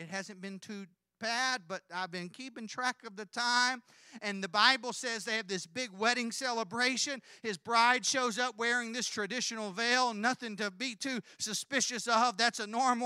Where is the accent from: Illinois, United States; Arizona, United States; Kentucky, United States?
Kentucky, United States; I'm from Kentucky